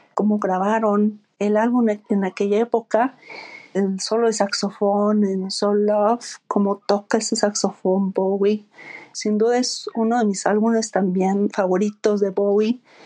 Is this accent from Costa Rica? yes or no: no; San Luis Potosí, Mexico; soy de San Luis Potosí, México.